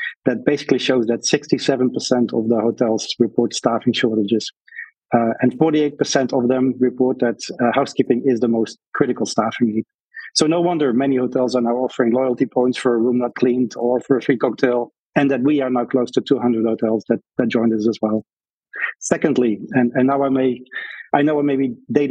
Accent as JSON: {"language": "English", "town": "Breda", "region": "North Brabant", "country": "Netherlands", "tie": "born or raised there", "moved": "as an adult", "lives_now": "United States", "said": "They placed me in my hometown as a soldier, but at the Royal Military Academy"}